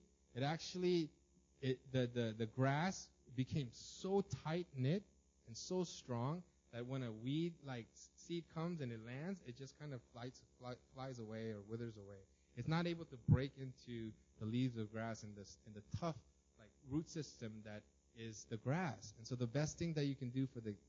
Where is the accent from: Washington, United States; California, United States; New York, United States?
California, United States; Los Angeles; I grew up in Los Angeles, and we had a tiny house but a huge lawn